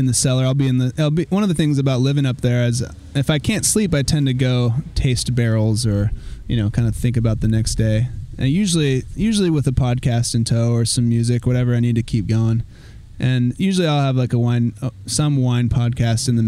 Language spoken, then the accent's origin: English; Sonoma, California, United States; growing up in Sonoma, going up to Tahoe